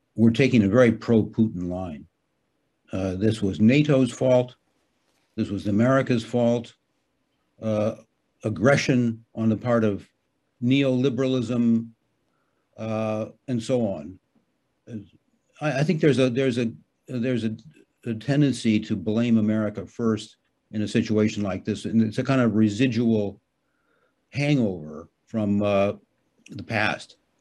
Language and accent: English; United States; now in Hamburg, Germany; I'm an American citizen